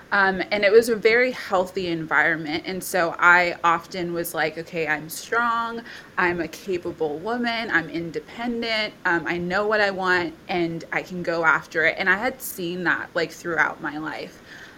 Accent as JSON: {"language": "English", "country": "Bangladesh", "tie": "born or raised there", "also_born_or_lived": "India", "lives_now": "Townsville, Australia", "said": "I'm originally from Papua New Guinea and Samoa, but I was born and brought up in Bangladesh and India as well. I'm 26 years old"}